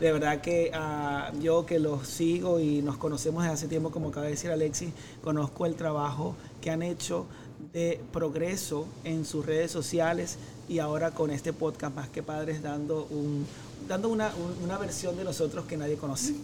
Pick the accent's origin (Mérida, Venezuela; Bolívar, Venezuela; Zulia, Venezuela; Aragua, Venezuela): Zulia, Venezuela; Maracaibo; now in United States; yo soy Maracucho y seguiré siendo Maracucho siempre